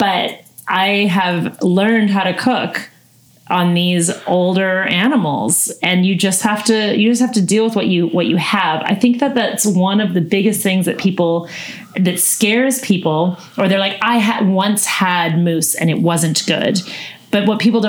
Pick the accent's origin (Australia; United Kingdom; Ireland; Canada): Canada; Northern BC, British Columbia; I'm from the Peace region